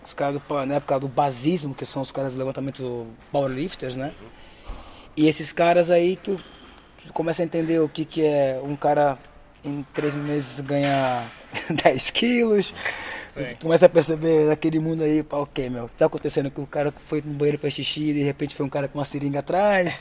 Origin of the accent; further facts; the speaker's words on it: Brazil; moved away as an adult; also born or lived in Aveiro, Portugal; now in Portugal; eu saí do Brasil